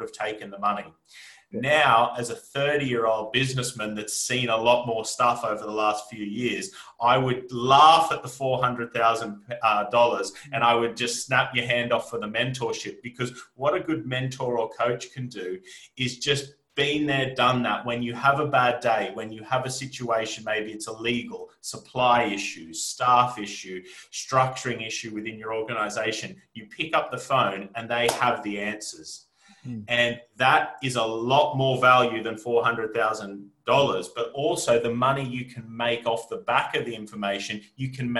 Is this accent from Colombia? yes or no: no; Australia; moved away as an adult; also born or lived in Armidale / Brisbane; now in United Kingdom; I'm here with you today as an Australian